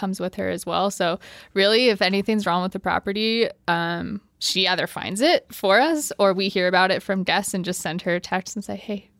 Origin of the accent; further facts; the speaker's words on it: Sioux Falls, South Dakota, United States; now in Colorado, United States; I grew up in Sioux Falls, South Dakota